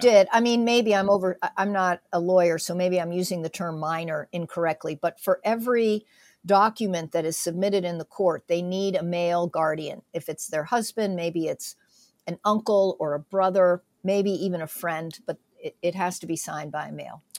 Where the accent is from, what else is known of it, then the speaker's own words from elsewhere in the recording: south central Pennsylvania, United States; my husband and I, raised in south central Pennsylvania